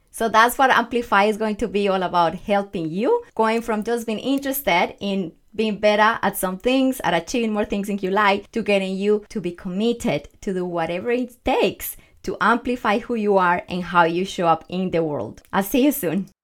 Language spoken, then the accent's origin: English; Colombia; English is a second language; moved away; I am from Colombia, Growing up as a little girl